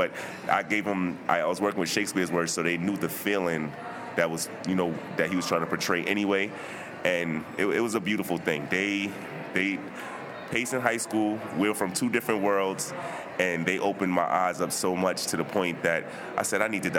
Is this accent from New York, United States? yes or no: yes; New York City, New York, United States; I'm from Brooklyn